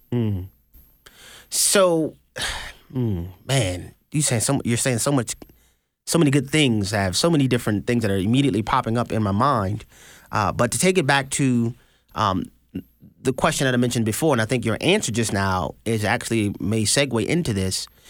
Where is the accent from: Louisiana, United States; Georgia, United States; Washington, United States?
Louisiana, United States; New Orleans; moved away; also born or lived in Houston, Texas; I'm from New Orleans, Louisiana, born and raised, ninth ward